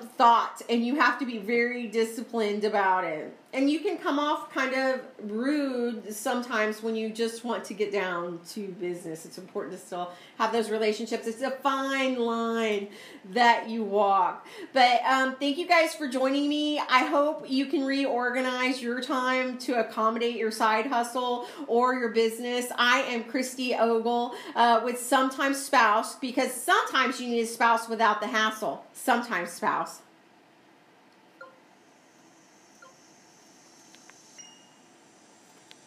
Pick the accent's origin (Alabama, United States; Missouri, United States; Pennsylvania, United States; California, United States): Missouri, United States; moved away; I'm from Missouri